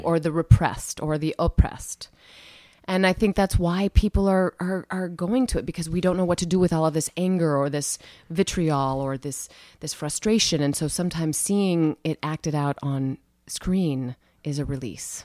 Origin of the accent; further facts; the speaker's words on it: Cedar Falls, Iowa, United States; I grew up in Cedar Falls, Iowa, very small Midwestern town